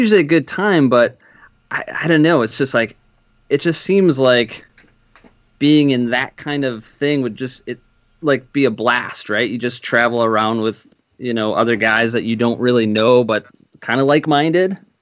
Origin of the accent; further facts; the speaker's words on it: Madison, Wisconsin, United States; moved away; I'm from Madison originally